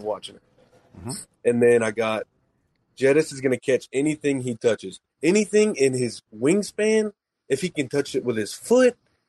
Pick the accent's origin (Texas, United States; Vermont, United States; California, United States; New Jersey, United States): Texas, United States; I'm from Texas, by the way, which is tough after last week